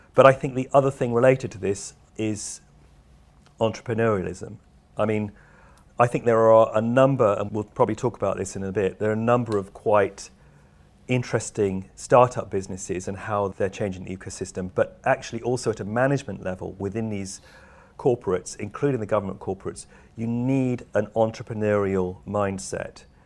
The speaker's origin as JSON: {"language": "English", "country": "United Kingdom", "said": "I'm a Brit"}